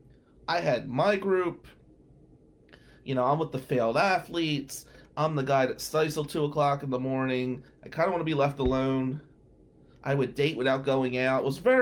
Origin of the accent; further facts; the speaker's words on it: New Jersey, United States; now in Michigan, United States; I was from New Jersey